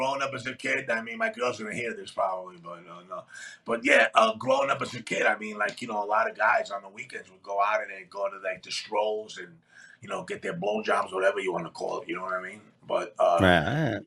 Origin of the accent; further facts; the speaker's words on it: New York City, New York, United States; also born or lived in Athens, Greece; growing up in Queens, as a kid, I worked in the shipyards, Brooklyn Navy Shipyard.